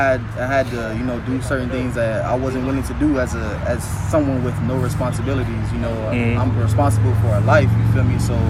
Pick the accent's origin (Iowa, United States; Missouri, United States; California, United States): Missouri, United States; Kansas City; You know, growing up in Kansas City, my mentality for sure is affected.